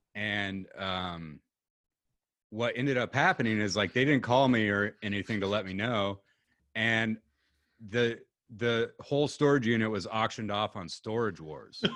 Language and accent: English; Pacific Northwest, United States; we're from the Pacific Northwest.